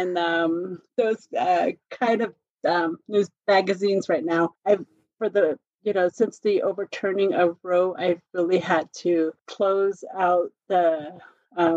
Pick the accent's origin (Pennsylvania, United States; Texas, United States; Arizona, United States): Arizona, United States; Pinon; now in Albuquerque, United States; I'm Navajo. I was raised on the Navajo reservation.